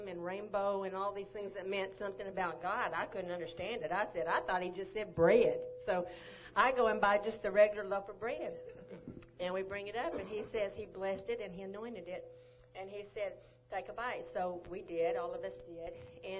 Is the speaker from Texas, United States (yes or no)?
yes; Longview, Texas, United States; moved away as an adult; also born or lived in Arizona; I'm originally from Longview, Texas